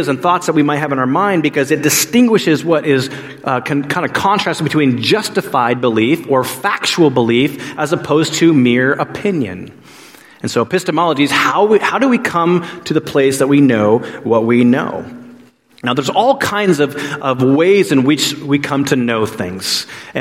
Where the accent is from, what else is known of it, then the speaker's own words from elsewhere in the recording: Alaska, United States; now in Pacific Northwest, United States; I grew up in Alaska